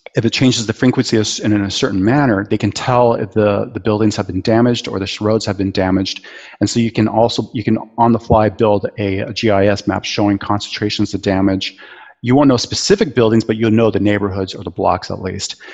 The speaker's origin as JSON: {"language": "English", "area": "Bay Area", "region": "California", "country": "United States", "tie": "born or raised there", "also_born_or_lived": "New Zealand / Aceh", "moved": "yes", "said": "earthquakes even as a kid, um, growing up in the Bay Area"}